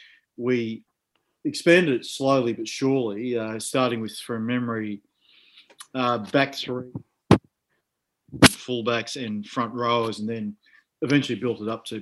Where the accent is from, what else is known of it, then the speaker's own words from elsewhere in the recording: Brisbane, Queensland, Australia; moved away as an adult; also born or lived in Ireland / United States / France; I grew up in Brisbane, went to a rugby school, played both codes as a kid